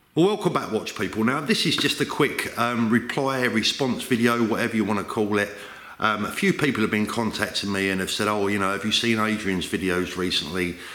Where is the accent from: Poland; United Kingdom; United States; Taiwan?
United Kingdom; London; moved away as an adult; I'm a born and bred Londoner. London is London is my hometown.